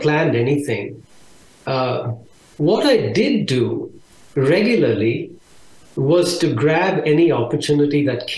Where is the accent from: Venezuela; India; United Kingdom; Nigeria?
India; moved away as an adult; now in Austin, United States; I was born in India, and I lived there for a little over 23 years